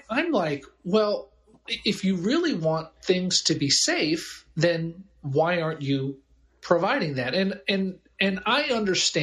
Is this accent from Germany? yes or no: yes; Germany; also born or lived in Albany area, New York; now in Albany, United States; I grew up in Germany